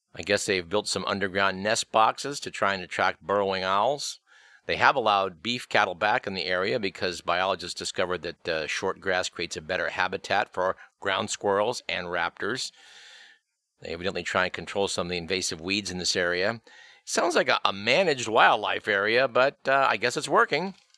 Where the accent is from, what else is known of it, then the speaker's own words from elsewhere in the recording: Fremont, California, United States; Fremont is my hometown.